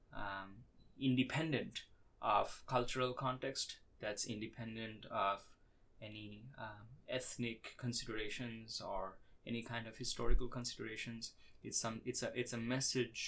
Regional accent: India; I was born in India

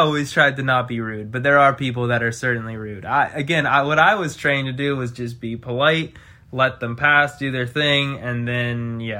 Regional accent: Midwest, United States; You're getting a little, you know, I came from the Midwest now.

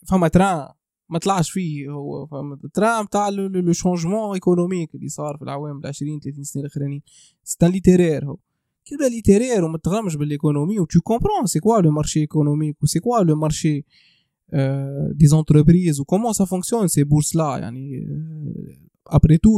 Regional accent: Tunisia; انا كتونسي

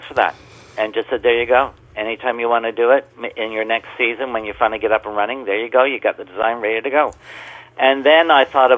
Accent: Canada; I'm a Canadian artist.

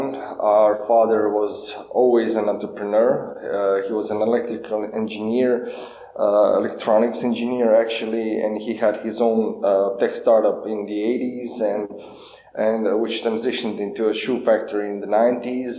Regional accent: Duga Resa, Karlovac County, Croatia; I grew up in Dugaresa, that's a small town near Karlovac

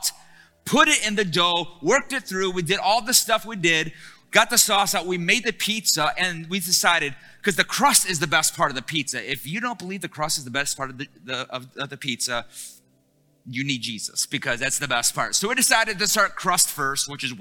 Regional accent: Detroit, Michigan, United States; I'm from Detroit

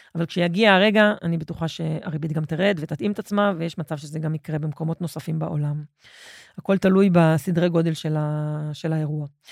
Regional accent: Israel; אנחנו כישראלים

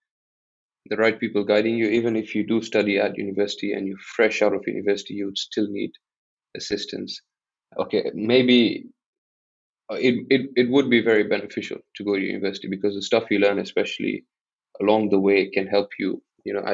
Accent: Mombasa, Mombasa County, Kenya; also born or lived in Buckingham, United Kingdom; born and raised in Mombasa, I studied I did my high school here in Mombasa

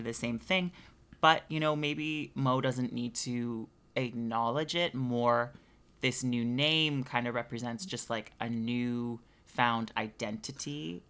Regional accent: Canada

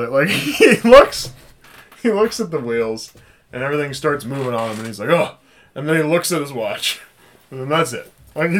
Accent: United States; I'm an American.

